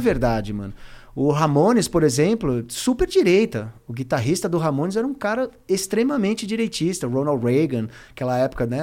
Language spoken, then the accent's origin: Portuguese; Brazil; passei na fronteira como brasileiro